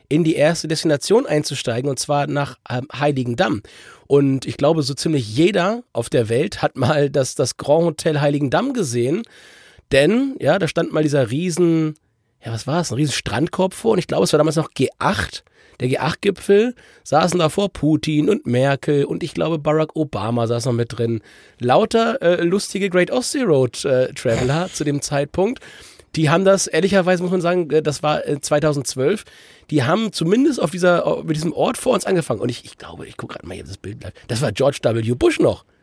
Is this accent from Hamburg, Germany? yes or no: yes; Hamburg, Germany; so wie ich, als Hamburger